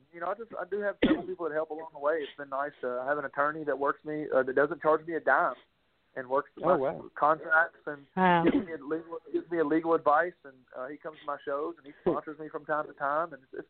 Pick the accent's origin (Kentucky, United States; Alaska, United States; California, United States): Kentucky, United States; I was straight from Kentucky.